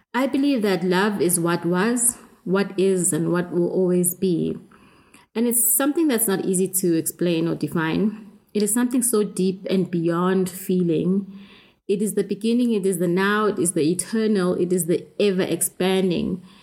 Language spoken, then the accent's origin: English; South Africa; I grew up in South Africa with uh, apartheid